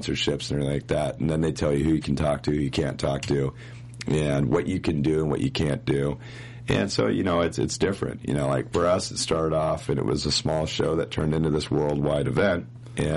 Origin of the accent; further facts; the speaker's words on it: Monroe, Washington, United States; My hometown, Monroe, Washington, that's where, like, the hometown of Derry Gould is, Cowtown. Five of us grew up together